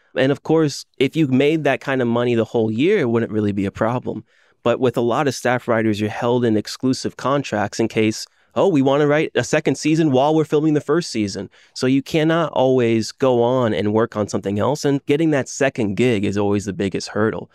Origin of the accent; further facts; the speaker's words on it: Orlando, Florida, United States; I'm from Orlando, Florida.